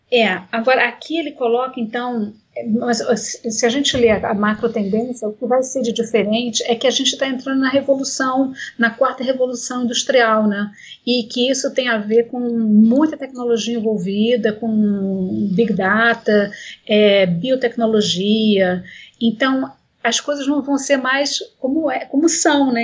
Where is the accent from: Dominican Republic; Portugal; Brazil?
Brazil; Como brasileiros